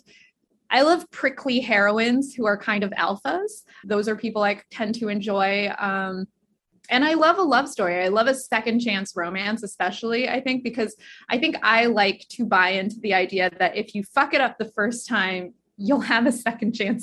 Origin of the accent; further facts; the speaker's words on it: Kansas, United States; also born or lived in Guangzhou, China; We moved to Kansas when I was 3 from Guangzhou, China, and my parents were grad students there